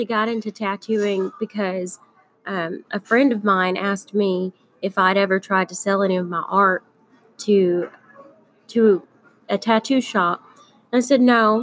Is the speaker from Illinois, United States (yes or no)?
no; Prattville, Alabama, United States; originally I'm from Prattville, and it's a really slow town